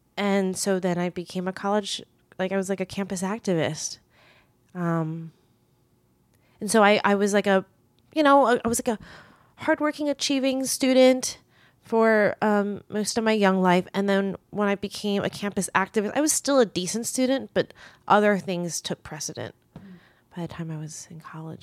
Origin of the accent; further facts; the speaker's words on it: United States; English is a second language; moved away as an adult; also born or lived in Taiwan / Queens, New York; now in Asia; I went to back to the US and started preschool in the US. And that's how I learned English